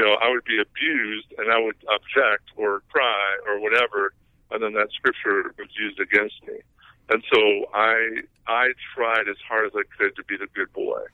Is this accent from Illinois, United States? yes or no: yes; Northwest Illinois, United States; grew up in, in Northwest Illinois, about 20 minutes from Wisconsin, about an hour and a half from Chicago